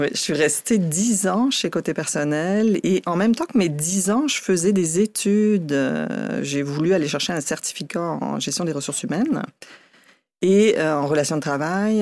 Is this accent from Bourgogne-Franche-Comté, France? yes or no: no; Dunkirk, Hauts-de-France, France; moved away as an adult; also born or lived in Matane / Quebec City; now in Canada; à Dunkerque, plus précisément, dans ma ville natale